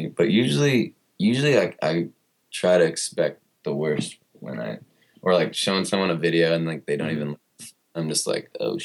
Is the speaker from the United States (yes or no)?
yes; Murrieta, California, United States; also born or lived in Long Beach; now in Los Angeles, United States; that's where I was raised till I was like right out of high school.